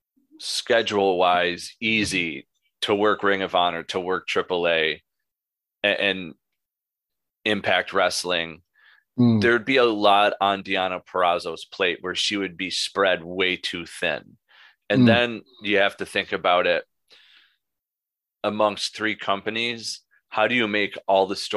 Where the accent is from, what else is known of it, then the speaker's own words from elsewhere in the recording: 45 minutes from Syracuse, New York, United States; Moose went to college 45 minutes away from my hometown, Syracuse University